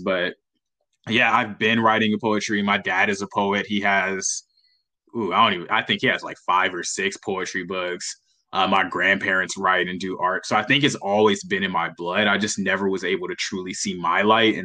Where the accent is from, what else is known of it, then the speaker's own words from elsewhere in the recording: Los Angeles, California, United States; I grew up in Los Angeles, California.